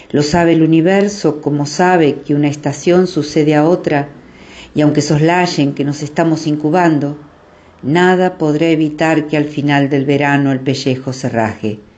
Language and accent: Spanish; Temperley, Buenos Aires Province, Argentina; Buenas noches … de Temperley y voy a compartir un poema.